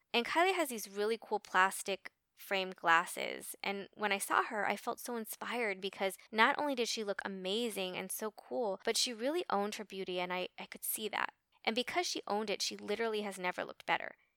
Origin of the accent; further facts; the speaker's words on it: Los Angeles, California, United States; I grew up in Los Angeles in the late seventies, early eighties